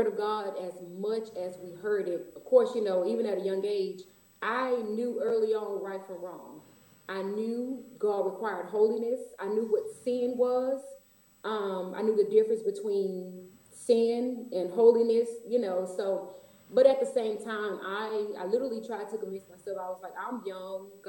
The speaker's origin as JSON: {"language": "English", "town": "Houston", "region": "Texas", "country": "United States", "tie": "born or raised there", "said": "Houston, Texas, born and raised all my life, never lived any place else."}